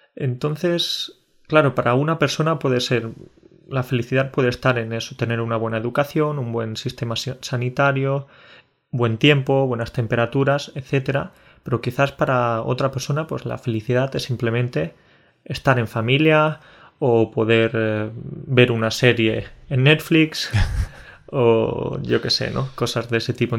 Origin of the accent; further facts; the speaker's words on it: Spain; decimos que somos españoles